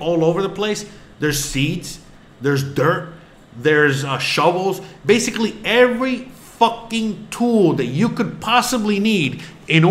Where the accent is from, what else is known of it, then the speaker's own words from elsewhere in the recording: Florida, United States; I'm from Florida